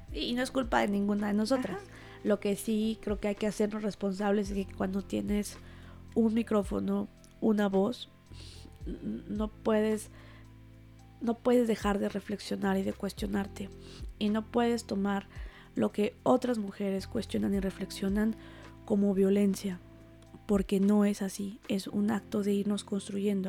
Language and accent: Spanish; Huauchinango, Puebla, Mexico; yo soy originaria de un pueblito, la sierra norte de Puebla, se llama Chinango